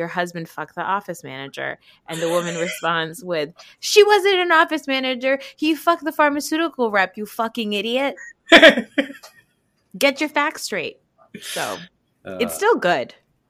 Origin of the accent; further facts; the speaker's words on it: New Jersey, United States; accent: New Jersey; I feel like also when I talk about Real Housewives of New Jersey, my Jersey accent really comes out.